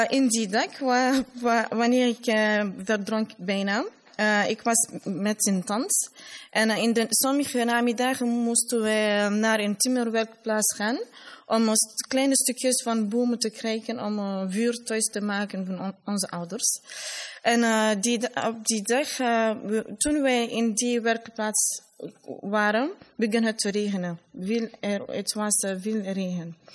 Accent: Labé, Labé Region, Guinea; Dutch is a second language; now in Brussels, Belgium; ik kom uit de tweede regio, Middel-Guinea of Fouta.

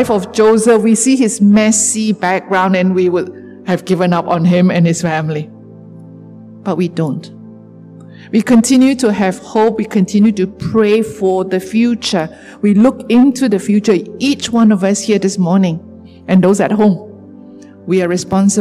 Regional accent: Sarawak, Malaysia; I'm a Malaysian. I'm a Sarawakian.

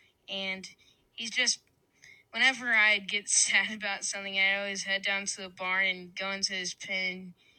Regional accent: Grandview, Texas, United States; I'm from Grandview, Texas, and I'm 10 years old.

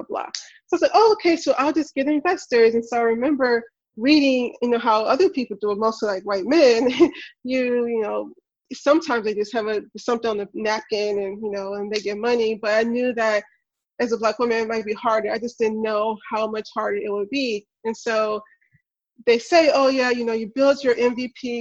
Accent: Memphis, Tennessee, United States; I'm from Memphis. I grew up in the not so best neighborhood

